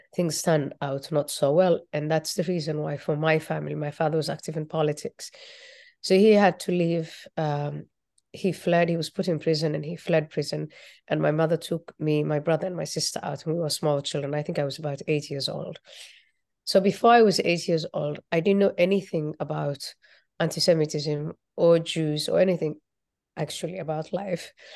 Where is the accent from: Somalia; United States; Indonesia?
Somalia; moved away; also born or lived in Nairobi, Kenya; I was born in Somalia